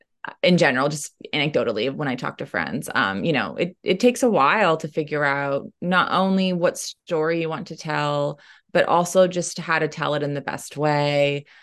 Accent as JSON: {"language": "English", "region": "Oklahoma", "country": "United States", "tie": "born or raised there", "said": "I was fortunate that in my hometown in Oklahoma, there was actually only one library in our county, and it was in the town I lived in."}